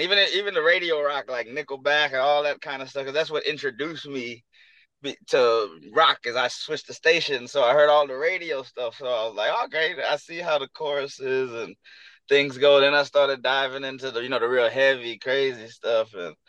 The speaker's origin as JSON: {"language": "English", "town": "Houston", "region": "Texas", "country": "United States", "said": "I'm from Houston"}